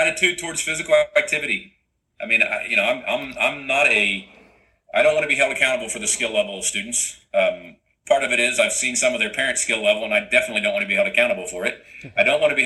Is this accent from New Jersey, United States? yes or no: no; Ohio, United States; moved away; I was born and raised in Ohio